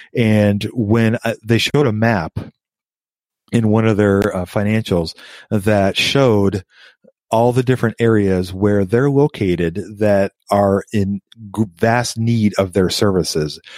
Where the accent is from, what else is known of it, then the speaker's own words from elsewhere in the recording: Des Moines, Iowa, United States; I grew up in Des Moines, Iowa